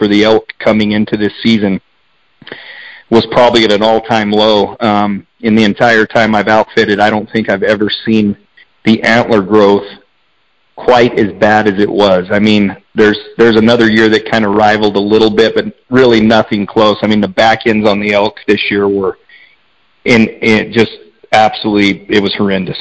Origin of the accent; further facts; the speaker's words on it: Eagar, Arizona, United States; Born and raised in Eager. Still live in Eager at this time